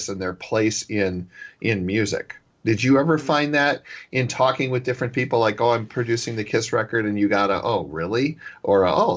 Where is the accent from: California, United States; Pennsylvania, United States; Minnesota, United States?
Minnesota, United States; Minneapolis; our co-host, Michael and I grew up in Minneapolis